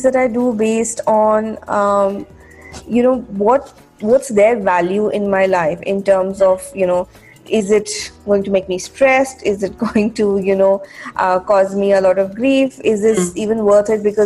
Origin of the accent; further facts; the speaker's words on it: Jaipur, Rajasthan, India; moved away as an adult; also born or lived in Bangalore; I was from Jaipur, and I got selected into a college in Bangalore.